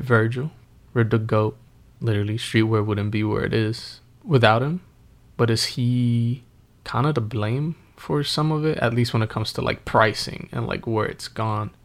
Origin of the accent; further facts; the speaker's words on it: Northeast, United States; growing up in the Northeast